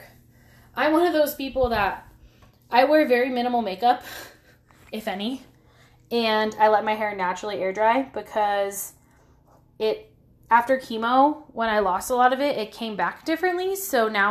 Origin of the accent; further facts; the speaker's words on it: Pacifica, California, United States; moved away; My hometown's called Pacifica